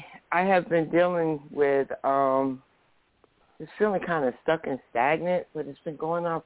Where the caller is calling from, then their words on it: New Jersey, United States; moved away; also born or lived in United Kingdom; I'm calling from New Jersey.